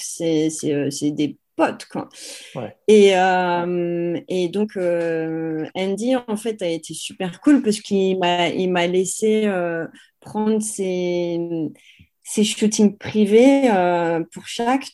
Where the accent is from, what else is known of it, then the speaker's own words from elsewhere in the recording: France; accent: French; moved away; je suis française